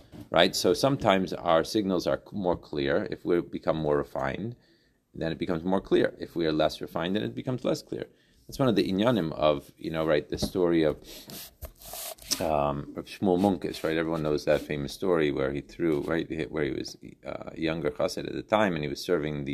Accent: Chicago, Illinois, United States; growing up in Chicago

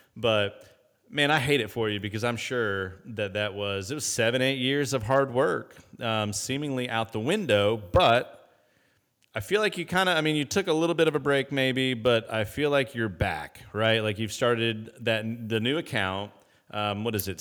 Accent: Indianapolis, Indiana, United States; I grew up in Indianapolis

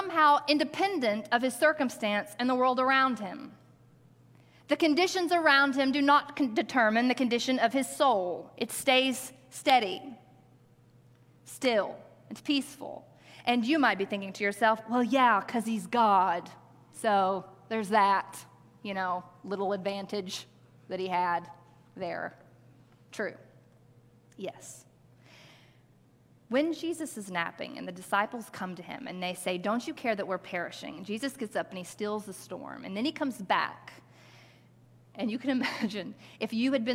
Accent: Arkansas, United States; I grew up in Arkansas

